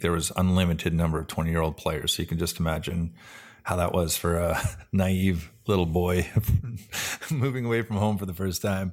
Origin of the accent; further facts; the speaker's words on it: Vancouver, British Columbia, Canada; the Vancouver Canucks, which is cool 'cause that was my hometown